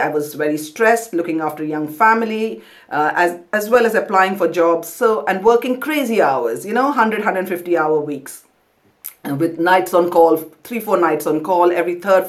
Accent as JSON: {"language": "English", "town": "Kolkata", "region": "West Bengal", "country": "India", "tie": "born or raised there", "also_born_or_lived": "Pondicherry", "moved": "as an adult", "lives_now": "London, United Kingdom", "said": "I grew up in Kolkata, but went to medical school in Pondicherry"}